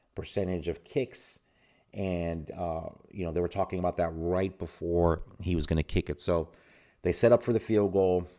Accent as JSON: {"language": "English", "town": "Tampa", "region": "Florida", "country": "United States", "tie": "born or raised there", "also_born_or_lived": "New York", "said": "moved to Tampa, Florida"}